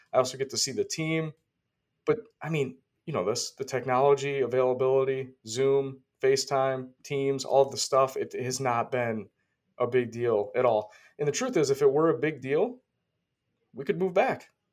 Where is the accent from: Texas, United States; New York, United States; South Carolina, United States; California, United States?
New York, United States; Rochester; moved away as an adult; now in Florida, United States; I'm from Rochester, New York.